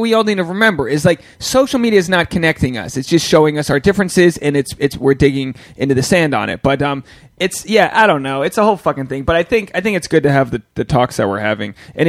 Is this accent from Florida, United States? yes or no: no; Newport, Rhode Island, United States; And it's like, nah, I'm from Newport, Rhode Island. I'm just like, I'm trying to succeed.